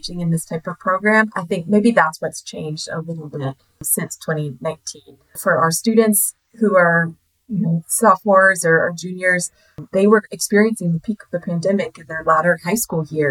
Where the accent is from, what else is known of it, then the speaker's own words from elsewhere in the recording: South Carolina, United States; also born or lived in Washington, D.C.; left my hometown in South Carolina, moved up to DC